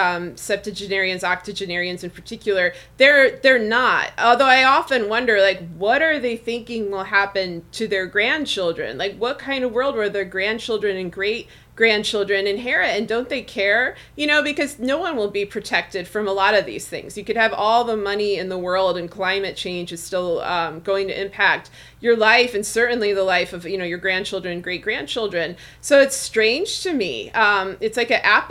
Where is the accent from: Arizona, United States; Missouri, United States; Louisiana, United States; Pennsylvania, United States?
Missouri, United States; I'm from Missouri. I'm from the show me state.